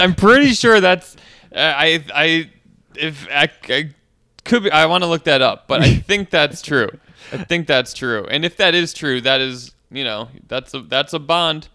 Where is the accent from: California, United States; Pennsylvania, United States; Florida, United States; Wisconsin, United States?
Wisconsin, United States; moved away as an adult; now in New York, United States; I'm from Wisconsin, where this, like, a small town where most people know each other